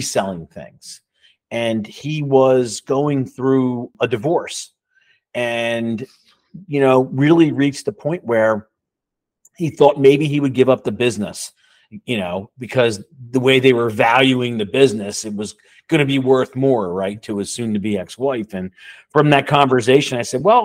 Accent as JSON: {"language": "English", "town": "Levittown", "country": "United States", "tie": "born or raised there", "said": "I grew up in Levittown in a blue collar house"}